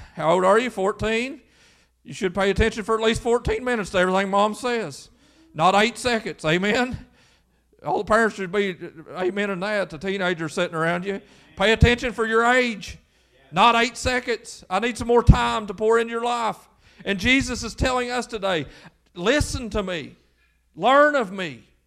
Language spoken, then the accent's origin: English; Lewis County, Kentucky, United States